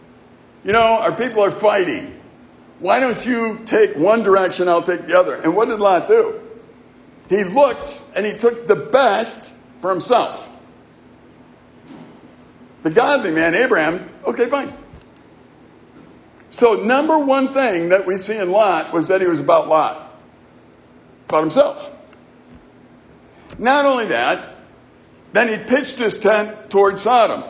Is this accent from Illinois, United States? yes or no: yes; Chicago, Illinois, United States; growing up in Chicago and our neighborhood